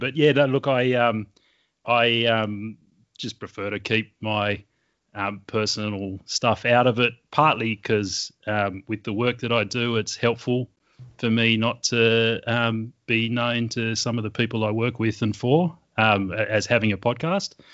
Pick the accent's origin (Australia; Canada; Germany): Australia; Sydney, New South Wales; accent: Australian; I grew up in Western Sydney